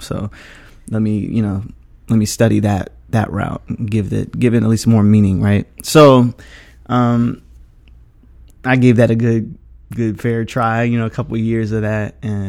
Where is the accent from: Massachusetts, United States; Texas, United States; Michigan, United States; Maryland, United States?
Maryland, United States; Greenbelt; moved away as an adult; now in New York, United States; I'm originally from Maryland. I grew up in Greenbelt, you know, in PG.